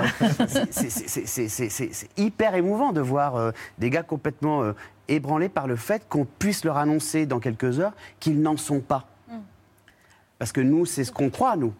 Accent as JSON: {"language": "French", "country": "Réunion", "tie": "born or raised there", "moved": "as an adult", "lives_now": "Paris, France", "said": "je suis un Réunionnais qui a beaucoup voyagé depuis petit"}